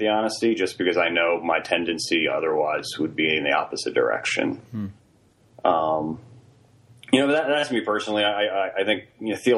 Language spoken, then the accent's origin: English; Virginia, United States; also born or lived in Princeton, New Jersey; I grew up in Virginia